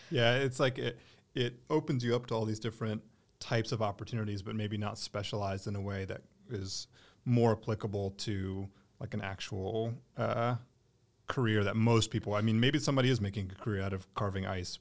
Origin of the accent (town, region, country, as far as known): Durham, North Carolina, United States; born or raised there